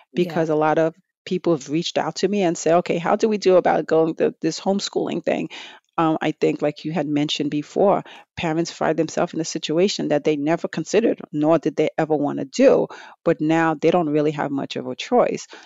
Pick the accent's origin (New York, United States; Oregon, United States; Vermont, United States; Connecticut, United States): New York, United States; New York City; growing up in Brooklyn, New York, um, years ago